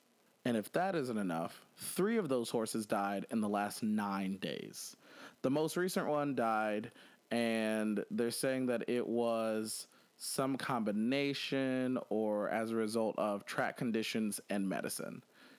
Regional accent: Chicago, Illinois, United States; I'm from Chicago

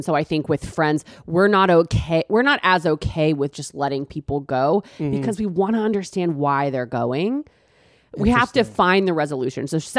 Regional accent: Texas, United States; I'm from Texas, kind of all over.

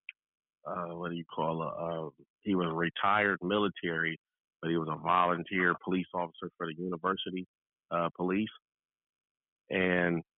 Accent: North Carolina, United States; moved away; also born or lived in Sacramento / Oklahoma; my home state, North Carolina

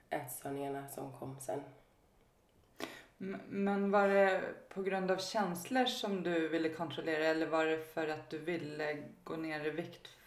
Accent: Stockholm, Stockholm County, Sweden; Jag växte upp i Stockholm

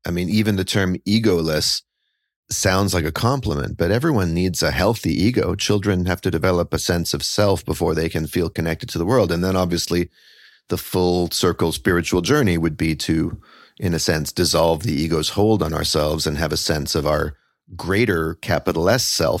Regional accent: Canada; moved away as an adult; now in Brooklyn, United States; I am Canadian-born, but currently New York settled. I'm here in Brooklyn.

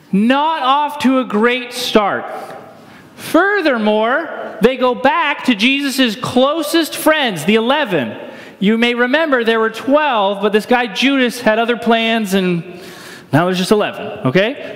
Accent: Northeast, United States; moved away; I grew up in the Northeast

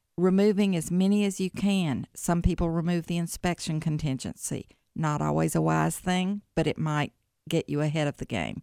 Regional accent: Jackson, Tennessee, United States; moved away as an adult; now in Memphis, United States; I'm originally from Jackson, Tennessee

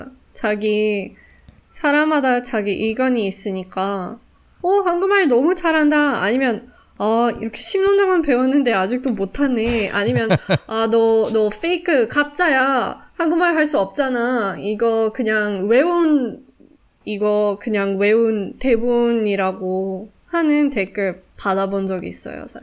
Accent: South Africa; Korean is a second language; now in Singapore; 100% 남아공 사람

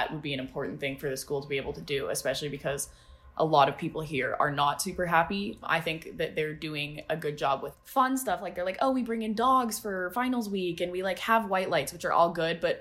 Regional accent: Steamboat Springs, Colorado, United States; moved away as an adult; also born or lived in Maine; now in Evanston, United States; I'm from Steamboat Springs, Colorado

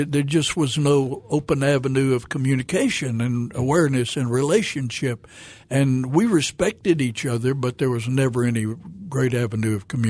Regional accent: Fayetteville, Arkansas, United States; moved away; also born or lived in Fort Smith, Arkansas / Memphis, Tennessee; I was born in Fort Smith, raised in Fayetteville, so Razorback country.

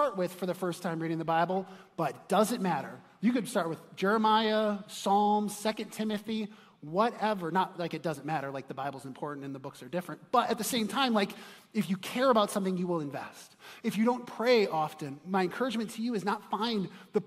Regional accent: Chicago, Illinois, United States; moved away; I'm from Chicago originally

